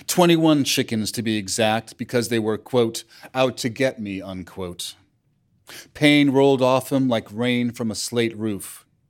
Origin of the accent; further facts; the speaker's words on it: New York City, New York, United States; also born or lived in Brooklyn; I grew up all over Manhattan